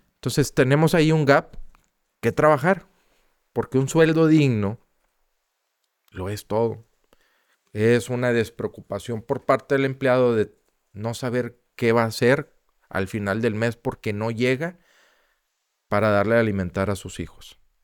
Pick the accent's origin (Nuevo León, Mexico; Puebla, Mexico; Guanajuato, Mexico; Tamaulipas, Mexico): Nuevo León, Mexico; Monterrey; nosotros como, como regios, como empresarios, ¿sí? como ciudadanos